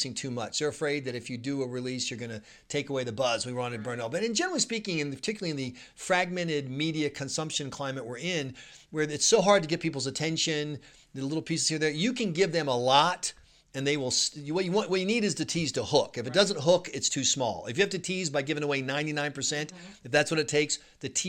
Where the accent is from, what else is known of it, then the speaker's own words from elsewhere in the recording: South Carolina, United States; I grew up in South Carolina, the home of the world's best barbecue